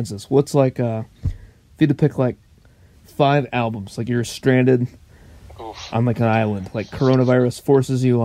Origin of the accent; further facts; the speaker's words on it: Orange, California, United States; moved away; also born or lived in Grand Valley (college); I was born in Orange, California.